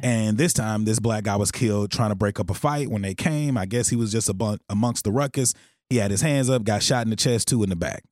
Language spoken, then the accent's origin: English; Texarkana, Texas, United States; I'm from Texarkana, Texas.